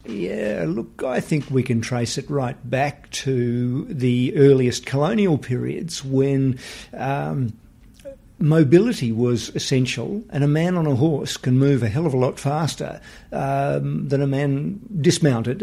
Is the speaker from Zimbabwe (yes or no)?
no; Western Australia, Australia; from my home state in Western Australia